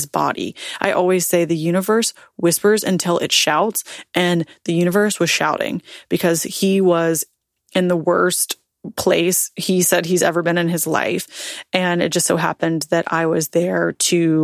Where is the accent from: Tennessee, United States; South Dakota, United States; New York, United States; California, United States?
Tennessee, United States; moved away as an adult; also born or lived in Nashville; now in Florida, United States; I'm born and raised in Tennessee. That's my home. That's my state.